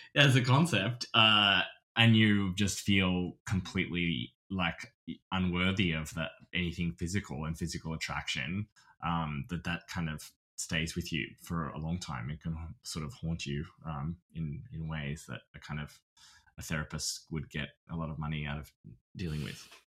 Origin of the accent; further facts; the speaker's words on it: Australia; accent: Australian; moved away as an adult; my accent, I think, is pretty good, st-, my Australian has, I've kept it